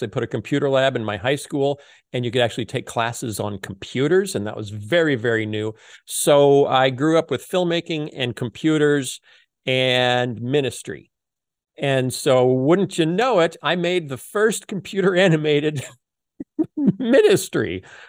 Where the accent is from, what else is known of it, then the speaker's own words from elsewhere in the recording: Muscatine, Iowa, United States; I was born in Muscatine, Iowa, at the Muscatine General Hospital.